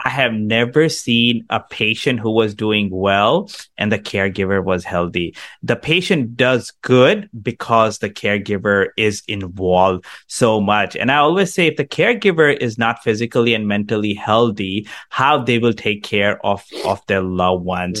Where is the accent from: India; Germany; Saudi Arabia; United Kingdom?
India; also born or lived in Canada; now in United States; I grew up in India